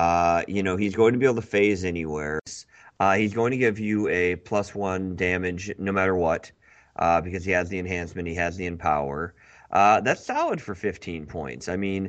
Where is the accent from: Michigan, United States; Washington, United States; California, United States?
Michigan, United States; Grand Rapids; I'm from Grand Rapids. There's exclusively white people here, so unfortunately I've never learned anything of how to pronounce other people's names.